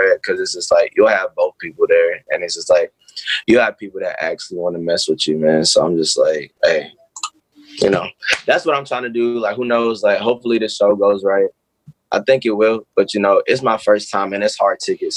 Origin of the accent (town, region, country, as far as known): Charlotte, North Carolina, United States; born or raised there